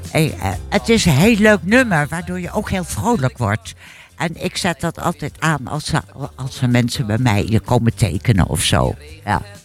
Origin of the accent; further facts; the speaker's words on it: Hilversum, North Holland, Netherlands; now in Laren, Netherlands; ik ben eh, opgegroeid in Hilversum.